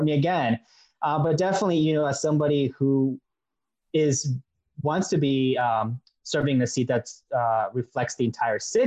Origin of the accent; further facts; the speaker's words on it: Mexico; now in United States; I was born in Mexico